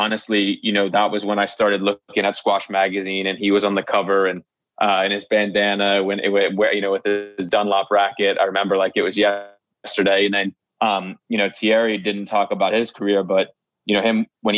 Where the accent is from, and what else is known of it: United States